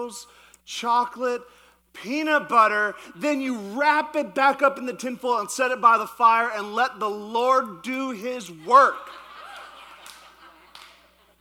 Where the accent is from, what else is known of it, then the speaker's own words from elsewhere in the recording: Yukon, Canada; moved away; I actually grew up in the Yukon, which is not Alaska. It's actually in Canada.